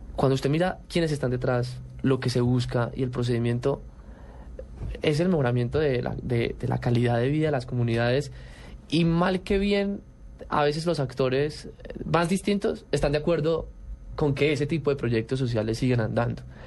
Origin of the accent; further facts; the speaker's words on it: Colombia; en las otras categorías también somos los únicos colombianos